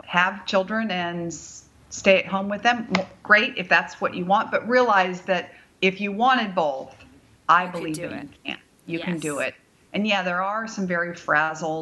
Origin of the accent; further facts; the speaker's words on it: Bay Area, California, United States; moved away; I am from the Bay Area